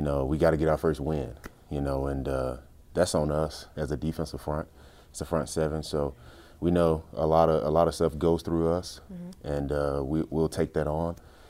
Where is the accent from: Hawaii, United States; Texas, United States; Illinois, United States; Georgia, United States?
Illinois, United States; Chicago; Oh, well, I mean, I came from Chicago, so Chicago was known for defense.